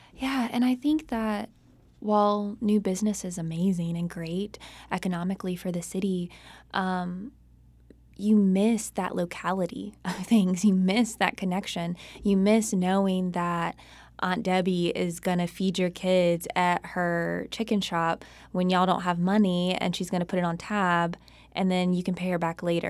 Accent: Charlotte, North Carolina, United States; I grew up in Charlotte, North Carolina

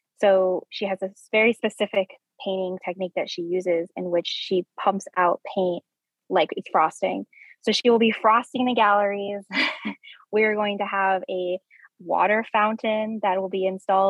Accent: New Mexico, United States; moved away; I'm from New Mexico. I'm from the Southwest

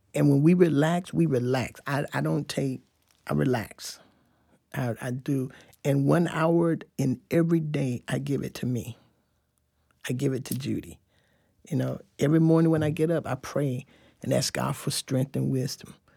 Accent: Fort Lauderdale, Florida, United States; moved away as an adult; also born or lived in Tampa, Florida; now in Tallahassee, United States; I grew up in Fort Lauderdale, Florida. Um, and until I was eighteen, then I came to Tallahassee

